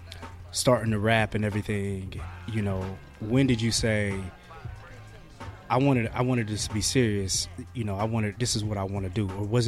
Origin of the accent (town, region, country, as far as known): Gary, Indiana, United States; born or raised there